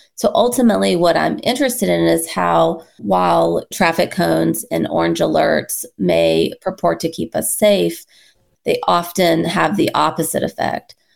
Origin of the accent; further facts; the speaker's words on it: North Carolina, United States; now in Michigan, United States; I'm originally from North Carolina